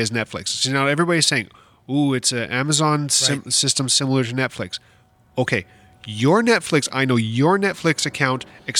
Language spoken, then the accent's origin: English; Canada; the only thing that I know as a Canadian